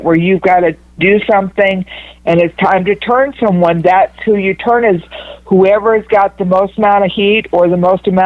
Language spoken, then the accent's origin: English; West Texas, United States; I'm a girl from West Texas